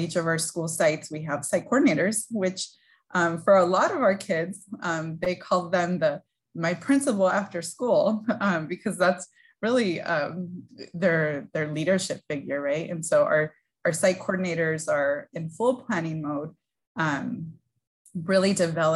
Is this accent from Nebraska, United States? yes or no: no; San Gabriel Valley, California, United States; I was born and raised in the San Gabriel Valley region